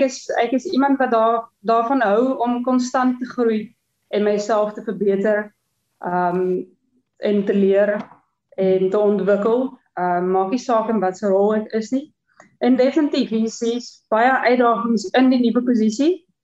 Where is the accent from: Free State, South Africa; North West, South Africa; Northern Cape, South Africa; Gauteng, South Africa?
North West, South Africa; Klerksdorp; moved away as an adult; also born or lived in Stellenbosch; ek het groot geword in in Klerksdorp